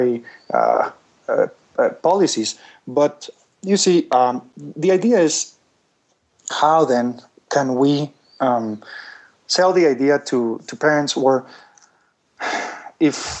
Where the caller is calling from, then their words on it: Guatemala; I'm calling you from Guatemala